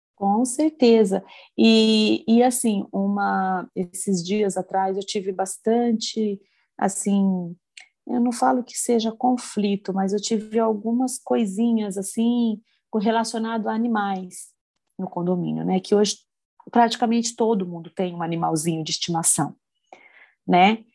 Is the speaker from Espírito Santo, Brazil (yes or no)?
no; Campinas, São Paulo, Brazil; Eu sou de Campinas